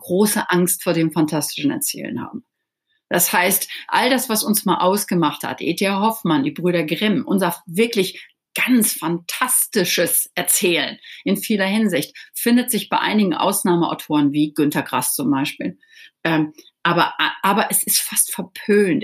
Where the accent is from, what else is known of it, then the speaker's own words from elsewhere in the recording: Dorsten, North Rhine-Westphalia, Germany; moved away as an adult; now in Malibu, United States; denn ich bin ja in Deutschland aufgewachsen